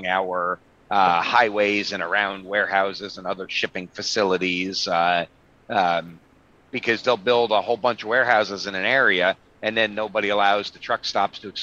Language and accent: English; Pennsylvania, United States; My home state of Pennsylvania